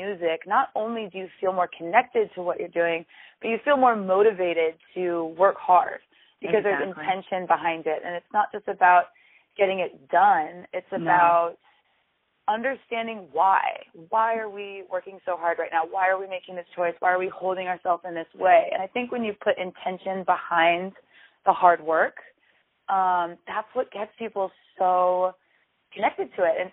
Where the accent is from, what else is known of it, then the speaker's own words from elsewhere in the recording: Sacramento, California, United States; now in San Francisco, United States; I grew up in Sacramento